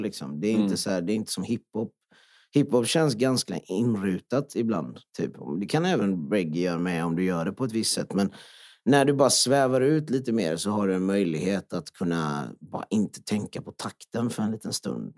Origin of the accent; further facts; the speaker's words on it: Jönköping, Jönköping County, Sweden; Swedish is a second language; jag kommer ju från Öxnehaga och kommer från en flyktingfamilj.